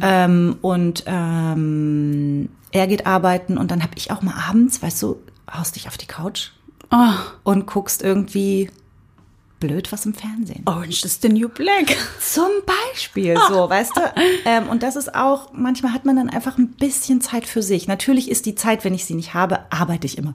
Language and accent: German; Cottbus, Brandenburg, Germany; ich komme ja aus Cottbus